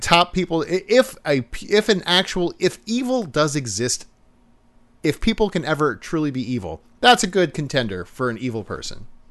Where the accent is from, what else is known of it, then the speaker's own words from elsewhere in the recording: United States; we're American